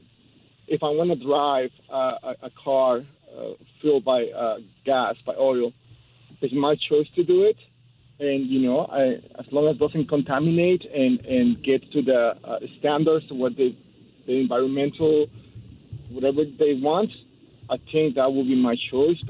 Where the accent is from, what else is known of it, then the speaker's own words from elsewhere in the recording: Mexico City, Mexico; moved away as an adult; now in Hawthorne, United States; I grew up in Mexico City my whole life. I immigrated here when I was 27.